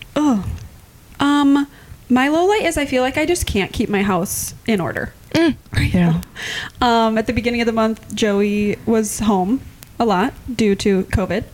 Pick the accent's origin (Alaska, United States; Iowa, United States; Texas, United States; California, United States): Iowa, United States; Clear Lake; I'm from Clear Lake